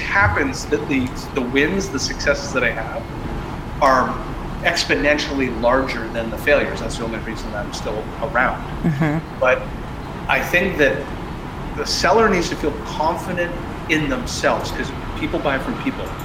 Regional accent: Canada; I'm Canadian

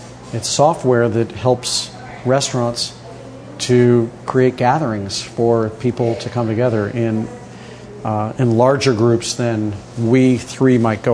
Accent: St. Louis, Missouri, United States; now in New York, United States; I grew up in St. Louis, Missouri, which I did

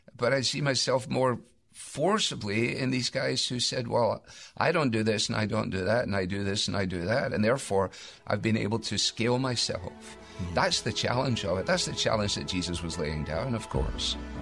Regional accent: Scotland, United Kingdom; I say that as a Scot

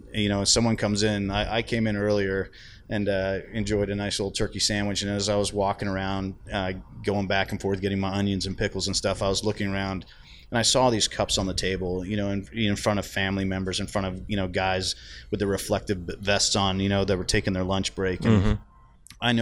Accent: Canada; I'm Canadian

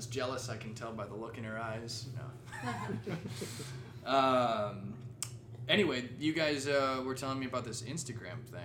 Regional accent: Missouri, United States; moved away; We're both from Missouri

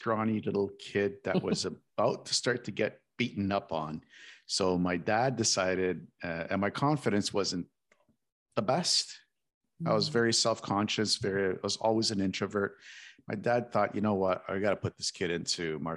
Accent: Toronto, Ontario, Canada; moved away as an adult; now in South Florida, United States; I come actually from Toronto, Toronto, Ontario, but I recently moved down to South

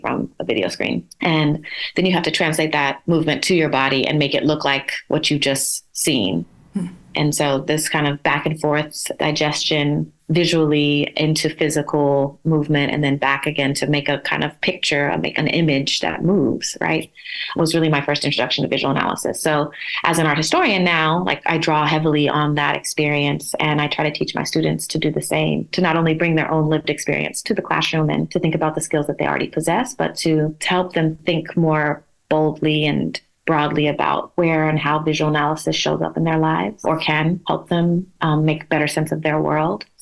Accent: Oklahoma, United States; moved away as an adult; also born or lived in New York; growing up in Oklahoma

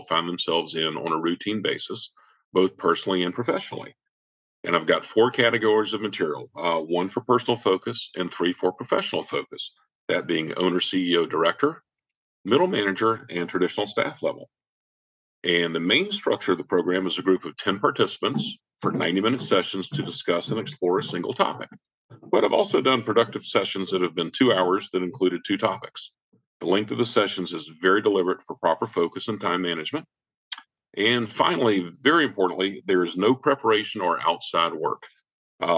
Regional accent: Savannah, Georgia, United States; moved away as an adult; now in Atlanta, United States; I grew up in Savannah, the youngest of four from a middle-class family

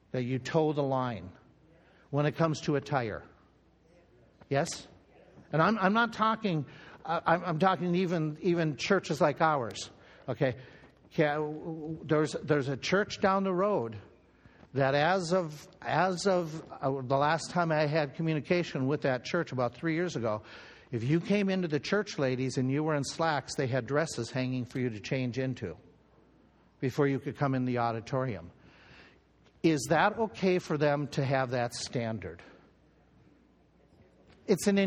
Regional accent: United States

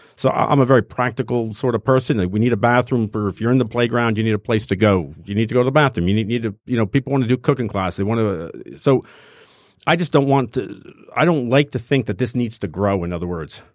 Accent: New Jersey, United States; now in Detroit, United States; I grew up in North Jersey

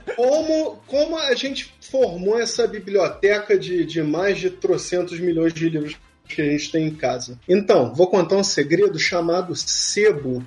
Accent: Rio de Janeiro, Brazil; accent: carioca; O meu sotaque é carioca, eu posso comer um i ou outro

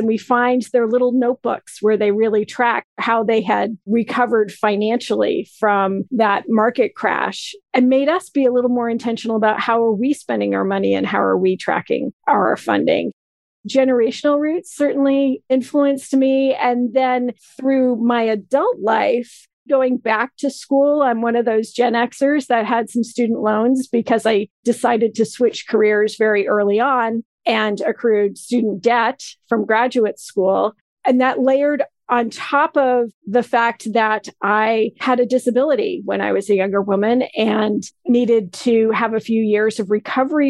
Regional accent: Vermont, United States; also born or lived in Maine; I grew up in a town that's in Vermont, but on the border of New Hampshire, and I have a second hometown in Maine

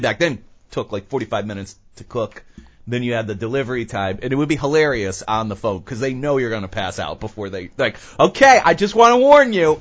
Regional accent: United States; as an American

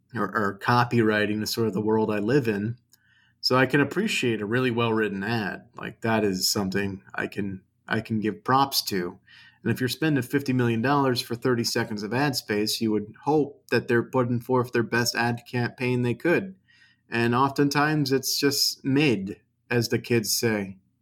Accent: United States; I'm an American

